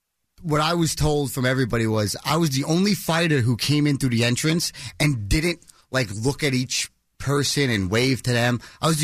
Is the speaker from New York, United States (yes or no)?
yes; Shirley, New York, United States; Well, I am a Long Island boy, but I grew up in Shirley. I went to Longwood.